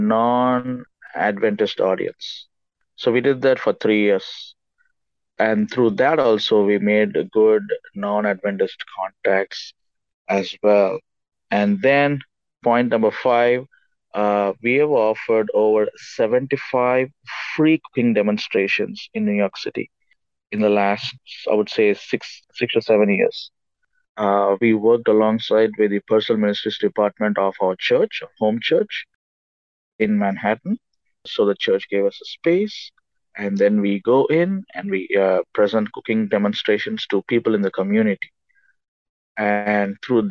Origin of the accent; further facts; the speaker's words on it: India; I was born and raised in India